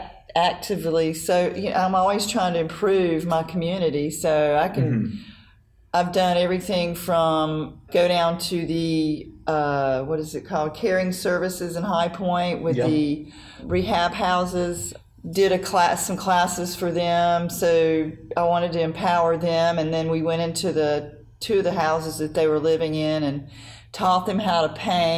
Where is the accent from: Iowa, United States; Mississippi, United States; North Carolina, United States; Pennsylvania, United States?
North Carolina, United States; I'm from North Carolina. We don't do snow